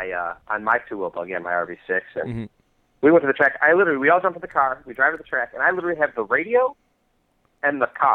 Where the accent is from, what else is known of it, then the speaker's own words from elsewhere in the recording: Michigan, United States; I grew up in Michigan